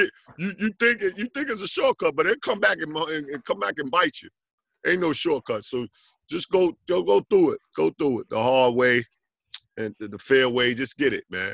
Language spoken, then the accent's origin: English; New York City, New York, United States; also born or lived in Jamaica, Queens / Lefrak City, Queens; I grew up in Jamaica, Queens, and then I moved over to Left Rack City.